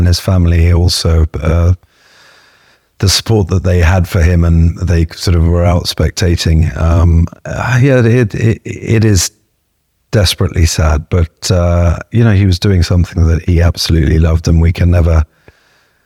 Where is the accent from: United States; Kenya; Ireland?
Kenya; I'm Kenyan